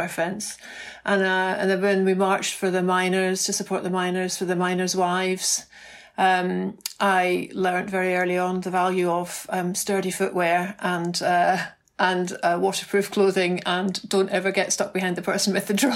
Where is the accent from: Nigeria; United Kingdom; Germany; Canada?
United Kingdom; Glasgow, Scotland; I grew up in Glasgow